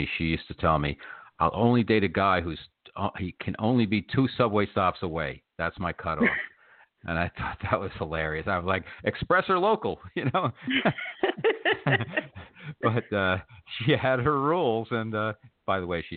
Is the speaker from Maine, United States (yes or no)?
no; New Jersey, United States; now in New York City, United States; I grew up in New Jersey, and I live in New York City now